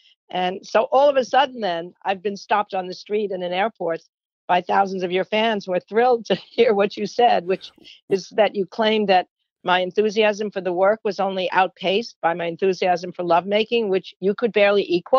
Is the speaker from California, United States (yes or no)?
no; Rockville Centre, New York, United States; I grew up in Rockville Center, Long Island